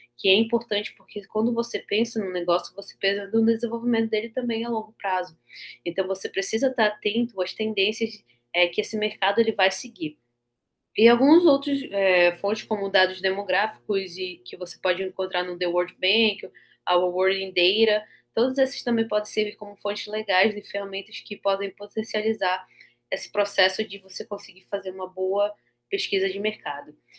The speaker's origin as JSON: {"language": "Portuguese", "region": "Amapá", "country": "Brazil", "said": "sou do Amapá, extremo norte do Brasil"}